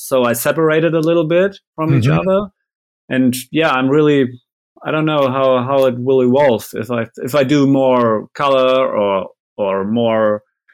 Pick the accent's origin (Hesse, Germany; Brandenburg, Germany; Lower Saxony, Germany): Lower Saxony, Germany; Vechta; English is a second language; I was stuck in my hometown